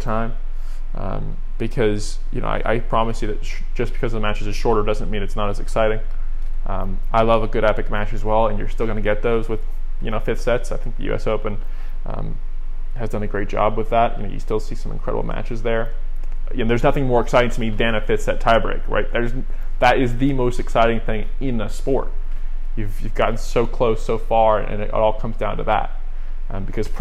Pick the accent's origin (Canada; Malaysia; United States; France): United States; as an American